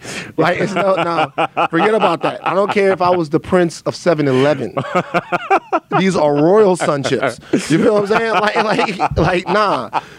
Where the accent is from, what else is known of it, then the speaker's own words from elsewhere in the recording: Baton Rouge, Louisiana, United States; growing up where I grew up in Baton Rouge